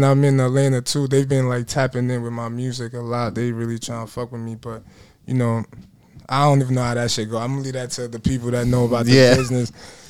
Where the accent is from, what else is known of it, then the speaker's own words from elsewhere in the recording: Surulere, Lagos, Nigeria; It's Lagos State, you feel me? Nigeria, you feel me? But I'm from Surulere. It's a area in Lagos.